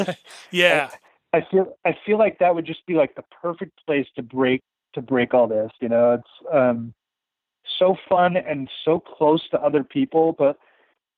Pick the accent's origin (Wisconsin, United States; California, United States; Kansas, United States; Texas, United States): Kansas, United States; Wichita; I went to Southeast. So I lived off of 10th Street. It was near like 13th and Woodlawn.